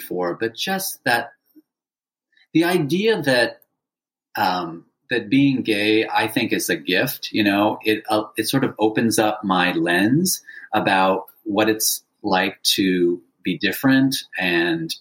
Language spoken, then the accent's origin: English; San Francisco, California, United States; growing up in San Francisco